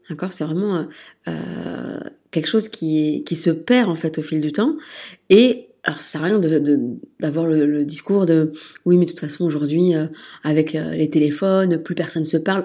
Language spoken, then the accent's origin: French; France; moved away as an adult; also born or lived in Liège, Belgium; now in Brussels, Belgium; moi, je suis née en France, puis je me suis installée en Belgique, à Liège, pour mes études de sage-femme